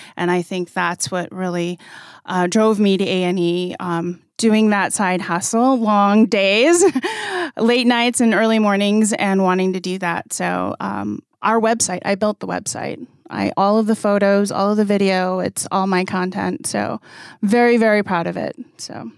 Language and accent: English; Arizona, United States; I'm a Navajo from the Navajo Reservation. I grew up on the Navajo Reservation.